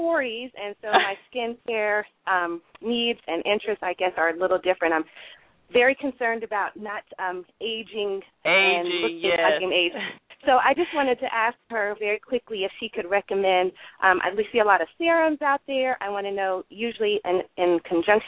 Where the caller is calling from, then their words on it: Atlanta, Georgia, United States; I'm calling from Atlanta.